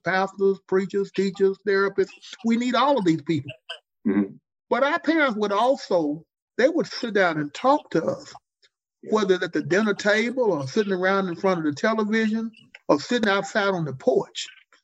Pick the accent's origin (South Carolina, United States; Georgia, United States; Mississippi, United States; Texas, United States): Mississippi, United States; Jackson; I grew up in Jackson, Mississippi